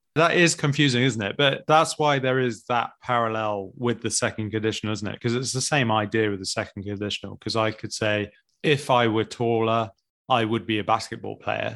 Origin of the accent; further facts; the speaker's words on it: United Kingdom; as British people, or English, particularly British